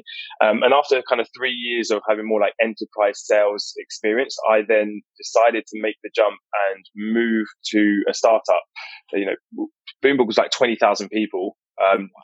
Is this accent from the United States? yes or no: no; Enfield, London, United Kingdom; So I grew up in North London in a place called Enfield.